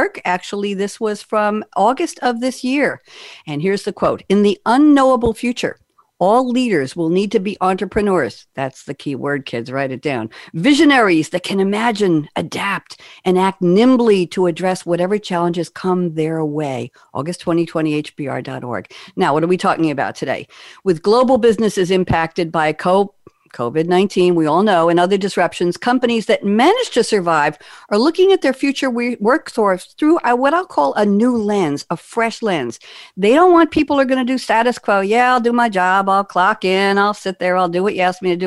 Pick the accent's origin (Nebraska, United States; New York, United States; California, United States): New York, United States; New York City; moved away; I'm a New Yorker